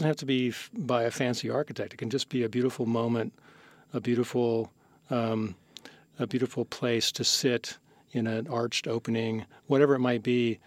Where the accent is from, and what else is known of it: San Mateo, California, United States; born or raised there